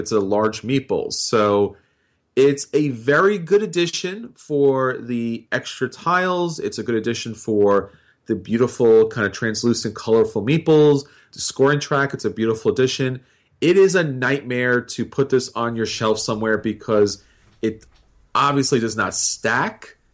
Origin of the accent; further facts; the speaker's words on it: New York, United States; being a New Yorker